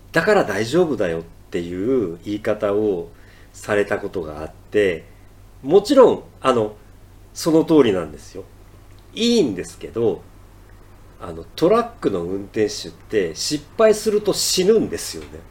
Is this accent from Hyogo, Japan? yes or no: no; Ehime, Japan; now in Tokyo, Japan; 僕の実家の愛媛